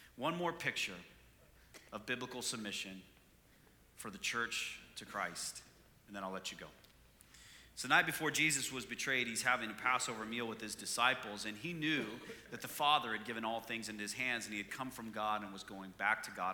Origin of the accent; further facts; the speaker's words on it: Canada; moved away; I'm from Canada